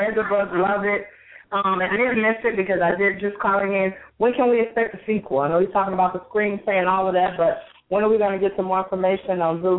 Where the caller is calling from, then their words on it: Chicago, Illinois, United States; I'm calling from Chicago.